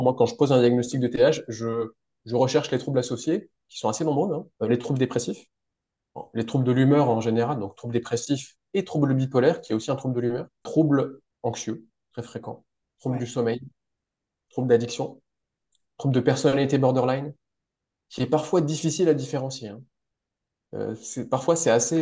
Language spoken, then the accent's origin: French; France; moved away as an adult; also born or lived in Strasbourg; now in Switzerland; Je suis français